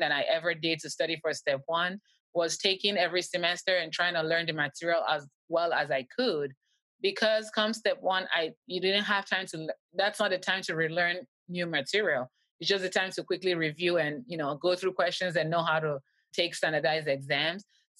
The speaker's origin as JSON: {"language": "English", "country": "Canada", "said": "I'm Canadian. We don't have the step in Canada."}